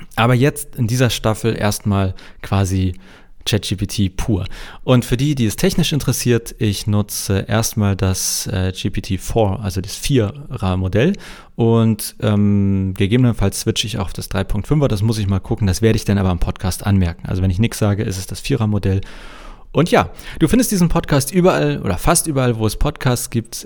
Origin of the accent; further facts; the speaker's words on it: Hamburg, Germany; als Hamburger